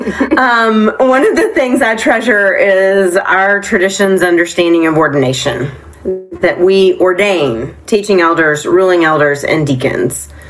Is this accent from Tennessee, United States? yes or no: yes; Nashville, Tennessee, United States; now in Concord, United States; I'm a kid from Nashville, Tennessee